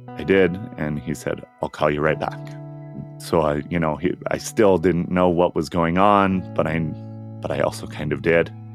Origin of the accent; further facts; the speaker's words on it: Utah, United States; Growing up in Utah, it's really hard to have any sort of social life without being part of the Mormon church